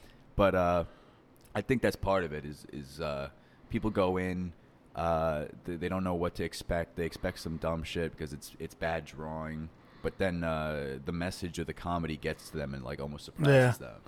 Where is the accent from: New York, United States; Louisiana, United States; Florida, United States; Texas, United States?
New York, United States; Long Island; But yeah, man, I grew up on Long Island. I never really fucked with the quiet. It was always a little too quiet out there, both like literally.